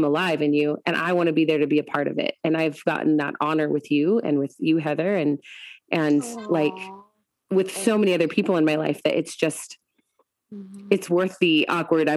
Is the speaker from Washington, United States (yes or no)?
yes; Washington, United States; moved away; also born or lived in Colorado; I grew up in Washington. I had lived in Colorado